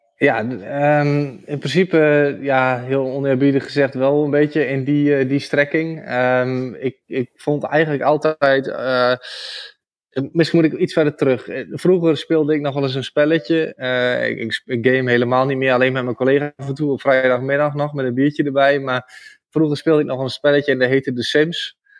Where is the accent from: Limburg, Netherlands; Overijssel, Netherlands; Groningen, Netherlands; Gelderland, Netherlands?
Overijssel, Netherlands; Rijssen; accent: eastern Dutch; also born or lived in Zwolle; ik woon zelf in, in Rijssen. Dat is eh, een, stad in de buurt van eh, Almelo, eh, Engelo, die, die richting. Dus in, in het oosten van het land. Kun je misschien ook wel horen aan mijn accent